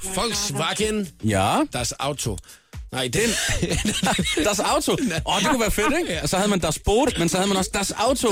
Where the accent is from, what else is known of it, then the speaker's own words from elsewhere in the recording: Gram, Southern Denmark, Denmark; moved away; jeg er jo ligesom øh, vokset op i den sydlige del af Danmark